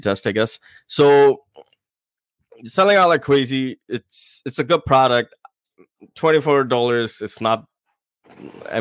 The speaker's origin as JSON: {"language": "English", "region": "New York", "country": "United States", "said": "me being a New Yorker"}